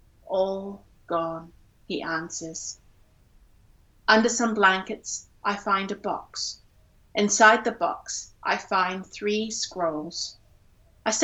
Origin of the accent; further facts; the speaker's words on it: Singapore; I grew up in Singapore, and I had to learn Chinese up to the point, I think until I was 16.